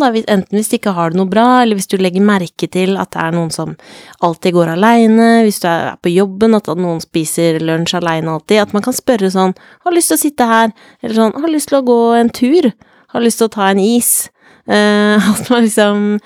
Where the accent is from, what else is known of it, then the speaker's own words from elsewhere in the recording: Jessheim, Akershus, Norway; jeg er fra Jessheim